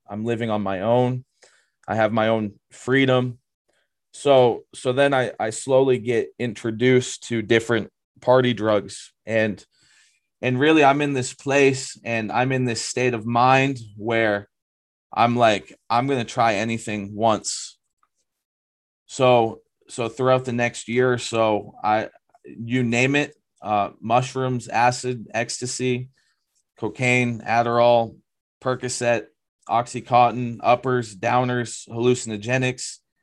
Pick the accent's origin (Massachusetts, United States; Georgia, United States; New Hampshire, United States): New Hampshire, United States; Lakes Region; moved away as an adult; I grew up in the Lakes region area of New Hampshire.